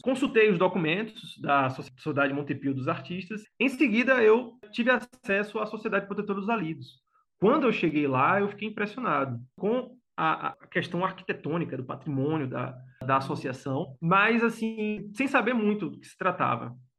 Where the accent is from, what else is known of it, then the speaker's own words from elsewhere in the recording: Salvador, Bahia, Brazil; moved away as an adult; also born or lived in Cruz das Almas / Feira de Santana; now in Santo Antônio de Jesus, Brazil; nasci em Salvador, apesar de hoje morar no recôncavo baiano, né? Nascido e criado em Cajazeiras, a minha quebrada era Cajazeiras